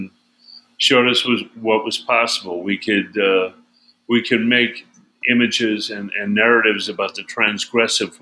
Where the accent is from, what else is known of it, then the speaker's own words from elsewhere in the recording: Chicago, Illinois, United States; I'm in my hometown. I'm in Chicago.